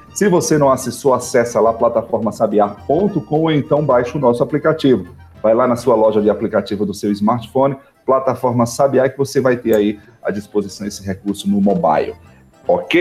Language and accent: Portuguese; Northeast Region, Brazil; nós somos nordestinos, né? Somos do semiárido